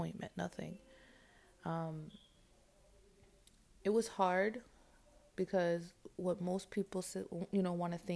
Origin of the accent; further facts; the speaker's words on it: New York, United States; I'm from New York